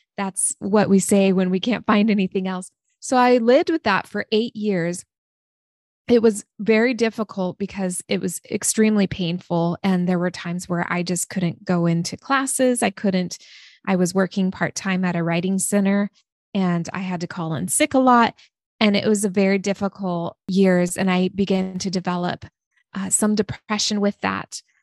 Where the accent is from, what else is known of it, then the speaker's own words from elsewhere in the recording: Oregon, United States; also born or lived in San Diego, California; my family moved to Oregon when I was six years old. So I grew up in a small town in Oregon, very small